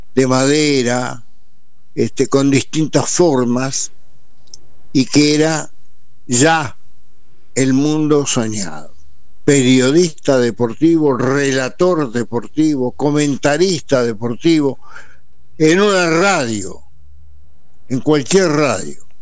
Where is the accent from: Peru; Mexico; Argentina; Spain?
Argentina; Buenos Aires; also born or lived in Montevideo, Uruguay; Yo nací en Montevideo y a los tres años me vine, para, me trajeron para Buenos Aires y yo, estando en Buenos Aires, adquirí la cultura de la porteñidad